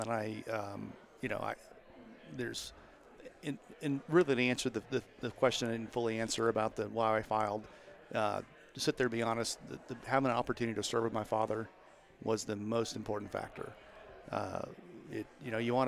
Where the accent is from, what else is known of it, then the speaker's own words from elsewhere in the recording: Meade, Kansas, United States; also born or lived in Olathe, Johnson County, Kansas; now in Johnson County, Kansas, United States; I'm from Southwest Kansas and grew up in Meade, Kansas